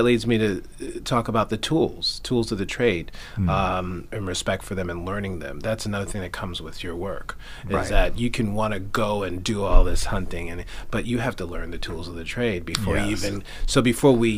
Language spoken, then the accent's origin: English; New York City, New York, United States; moved away as an adult; I grew up in Queens, New York.